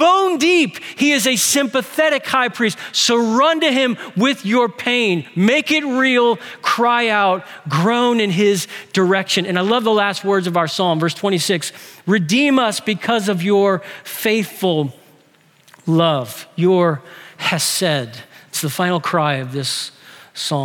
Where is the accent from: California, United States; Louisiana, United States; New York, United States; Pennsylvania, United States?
Louisiana, United States; New Orleans; we're from New Orleans